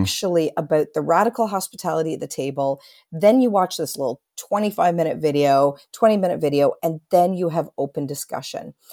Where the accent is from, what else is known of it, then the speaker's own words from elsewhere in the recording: Canada; I'm a Canadian, so I say it softly